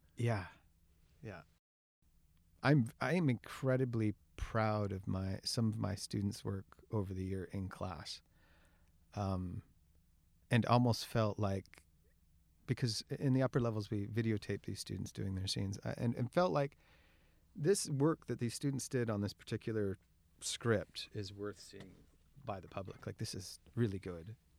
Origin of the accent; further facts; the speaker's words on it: Kamloops, British Columbia, Canada; I was born and raised in Kamloops